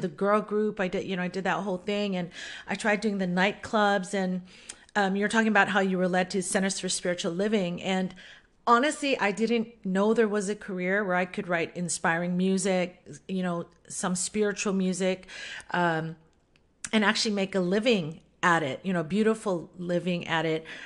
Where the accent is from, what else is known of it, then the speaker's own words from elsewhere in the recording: Oahu, Hawaii, United States; also born or lived in Kauai, Hawaii; I was born on Kauai, Kauai. I live on Oahu now, and this is mostly where I grew up.